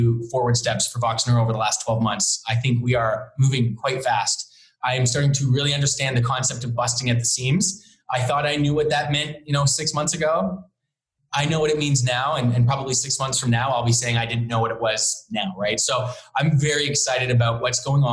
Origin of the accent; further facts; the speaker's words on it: Halifax, Nova Scotia, Canada; also born or lived in Hamilton; now in Toronto, Canada; I grew up in Halifax, Nova Scotia. So I grew up as a sailor